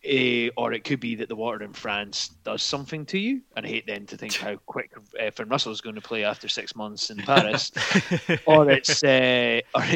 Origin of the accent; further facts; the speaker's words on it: Scotland, United Kingdom; I'm Scottish